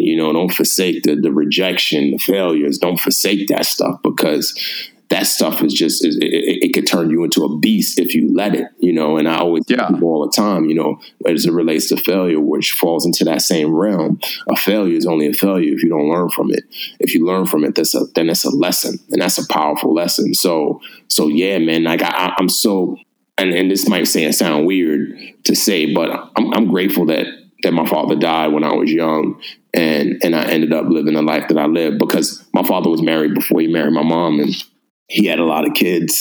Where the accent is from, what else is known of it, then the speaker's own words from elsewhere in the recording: New York City, New York, United States; I grew up in the Bronx